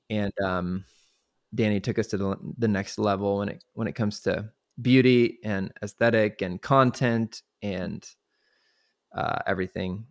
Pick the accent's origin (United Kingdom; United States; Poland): United States; Kansas City; now in Waco, United States; I grew up in Kansas City